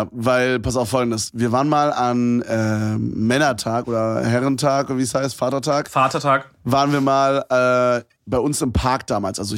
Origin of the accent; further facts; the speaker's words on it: Brandenburg, Germany; die Stadt, wo ich herkomme, ist sowieso super strange.